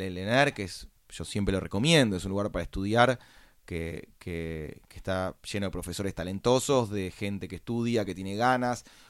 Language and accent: Spanish; Buenos Aires, Argentina; nací en Buenos Aires, capital federal, en el año 1981. Eh, me crié en el botánico